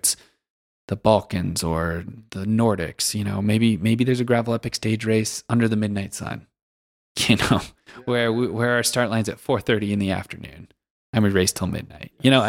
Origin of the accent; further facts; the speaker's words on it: Western US, United States; You know, I grew up in the Western U.S. and I guess I took for granted how wild it can be.